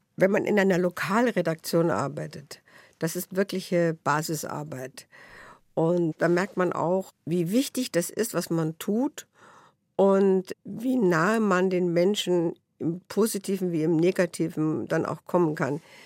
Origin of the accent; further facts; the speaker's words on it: Tutzing, Bavaria, Germany; also born or lived in Netherlands / Bernried / Vienna; Ich bin in Tutzing und Benried aufgewachsen